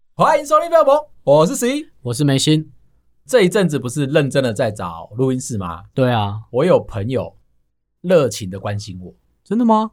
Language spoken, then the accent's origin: Chinese; New Taipei, Taiwan; 我们台北县啊， 我们家附近啊